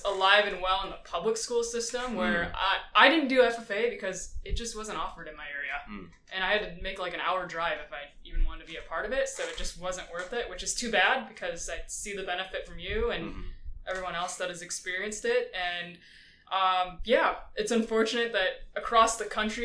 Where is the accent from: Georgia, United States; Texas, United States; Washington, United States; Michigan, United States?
Michigan, United States; moved away as an adult; also born or lived in Nanjing, China; now in Central Valley, California, United States; I grew up in mid-Michigan on a corn and soybean farm